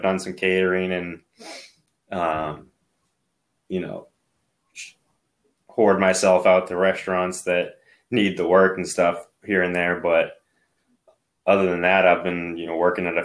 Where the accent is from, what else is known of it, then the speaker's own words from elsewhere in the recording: Maine, United States; I was from Maine